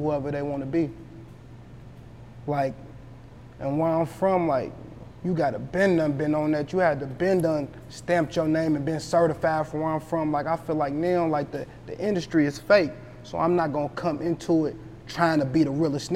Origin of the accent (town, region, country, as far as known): Louisville, Kentucky, United States